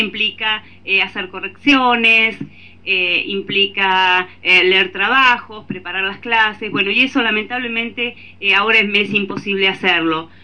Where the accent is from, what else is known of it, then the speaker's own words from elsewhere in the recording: Tres Arroyos, Buenos Aires Province, Argentina; yo soy de Argentina. Eh, yo vivo en el sur de la provincia de Buenos Aires, en una localidad que se llama Tres Arroyos